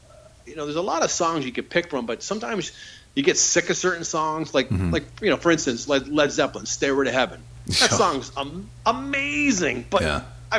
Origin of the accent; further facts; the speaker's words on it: Niagara Falls, Ontario, Canada; It's funny because when I growing up in Niagara Falls, when I was in grade 7 and 8, I had to switch to a Catholic school just because where we moved